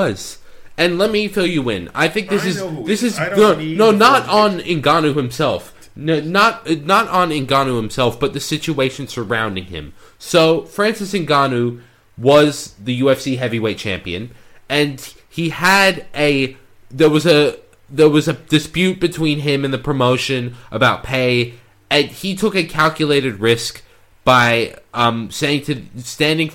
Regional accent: Sydney, New South Wales, Australia; moved away; I was born in Sydney, Australia

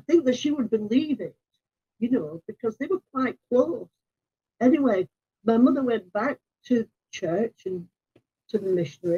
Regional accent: Rochdale, North West England, United Kingdom; moved away; also born or lived in Seattle / Salt Lake City / Italy / Germany; I'm from Rochdale

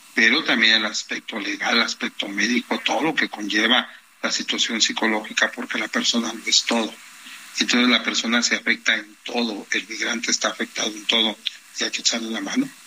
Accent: Mexico; yo soy mexicano.

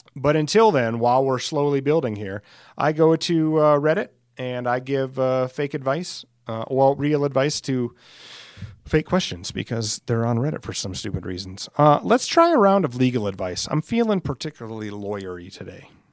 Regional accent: Alcester, South Dakota, United States; my hometown of Ellis, South Dakota

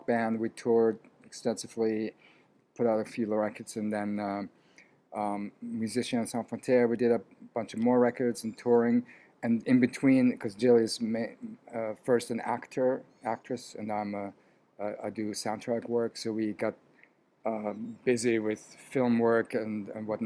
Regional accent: Vienna, Austria; now in New York City, United States; I was born in Vienna, Austria, to a Hungarian father, Austrian mom

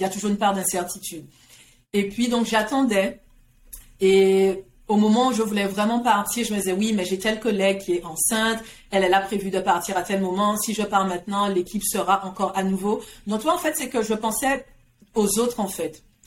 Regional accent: Guadeloupe; now in Montreal, Canada; je suis née, j'ai grandi en Guadeloupe

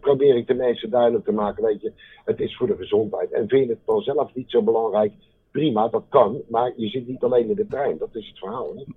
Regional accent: Delft, South Holland, Netherlands; accent: Haags; also born or lived in The Hague; ik kom van oorsprong uit Delft. Van oorsprong.

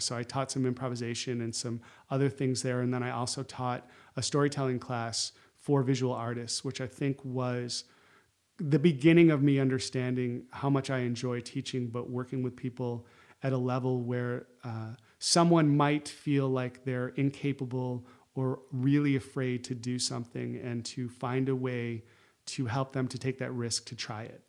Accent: Syracuse, New York, United States; moved away as an adult; also born or lived in Chicago; I grew up in Syracuse

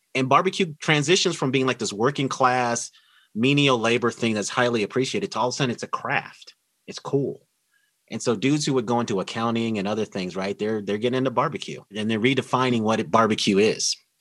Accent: Denver, Colorado, United States; I was born and raised in Denver, Colorado

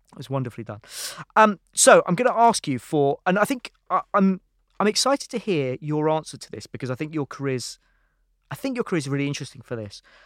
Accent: London, United Kingdom; also born or lived in San Francisco; I was from London

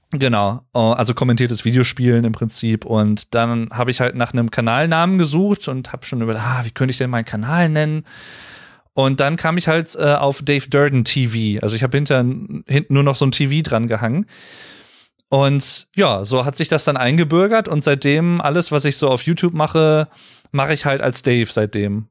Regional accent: Germany; als Deutscher

